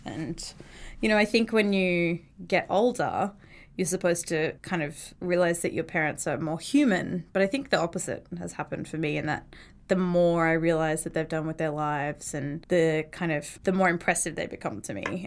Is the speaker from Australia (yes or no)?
yes; Brisbane, Queensland, Australia; moved away as an adult; now in United States; I'm from Brisbane, Australia